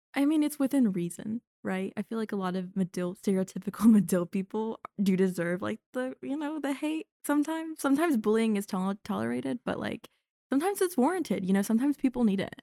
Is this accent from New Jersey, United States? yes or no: no; North Carolina, United States; moved away as an adult; now in Evanston, United States; growing up in North Carolina